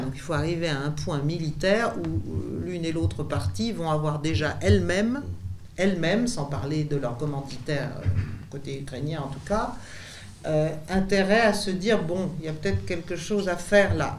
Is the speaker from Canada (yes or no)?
no; France; nous en tant que Français